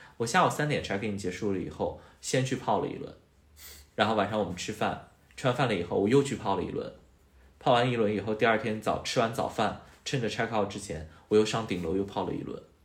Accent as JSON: {"language": "Chinese", "country": "China", "said": "作为中国人哈"}